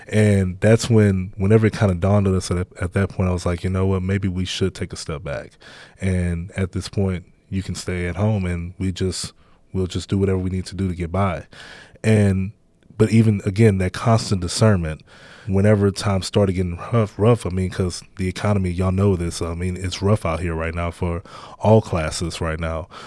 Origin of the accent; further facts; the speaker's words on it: Baton Rouge, Louisiana, United States; where I grew up at in Baton Rouge, um, just in, in the inner city